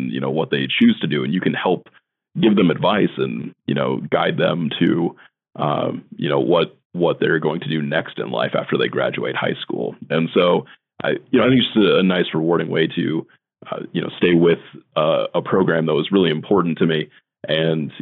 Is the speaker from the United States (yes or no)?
yes; Norfolk, Nebraska, United States; also born or lived in Lyons, Nebraska; my hometown in Norfolk, Nebraska